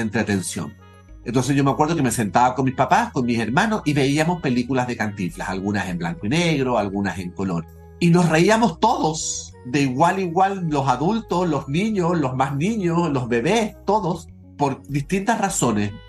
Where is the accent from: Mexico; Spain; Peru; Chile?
Chile; Yo crecí en Chile en los años 70, 80